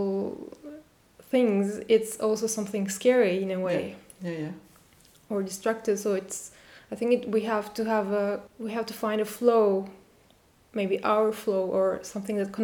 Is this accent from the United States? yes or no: no; Turkey; I'm from Turkey and I have parents from all over this geographical place